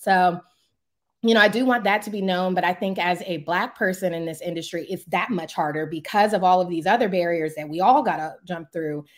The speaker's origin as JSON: {"language": "English", "area": "Prince George's County", "region": "Maryland", "country": "United States", "tie": "born or raised there"}